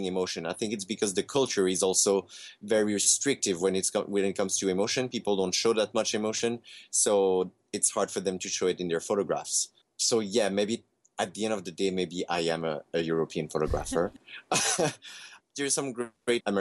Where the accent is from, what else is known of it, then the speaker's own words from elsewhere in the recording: Canada; I grew up in Canada